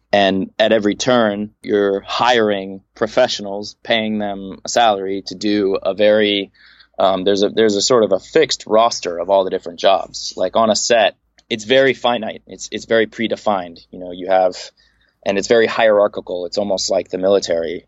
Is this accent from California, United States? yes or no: yes; Los Angeles, California, United States; be born and raised in Los Angeles, uh, in a suburb of Los Angeles, the San Fernando Valley